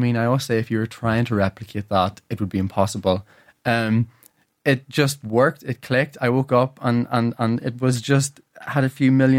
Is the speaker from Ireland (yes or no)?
yes; Ireland; And then obviously I learned the music and did the music all, you know, as many Irish people do growing up.